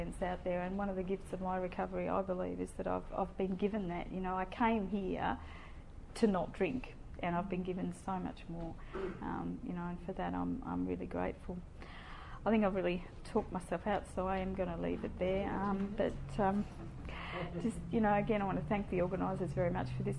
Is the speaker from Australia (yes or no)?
yes; Tasmania, Australia; moved away; the town where I grew up in Tasmania